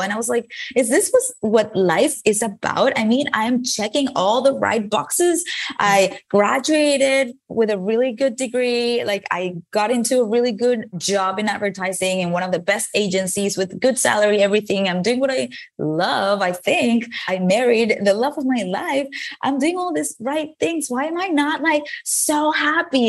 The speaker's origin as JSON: {"language": "English", "country": "Venezuela", "tie": "born or raised there", "moved": "as an adult", "lives_now": "United States", "said": "I moved from Venezuela, where I was born, to the United States to s, study a career in advertising"}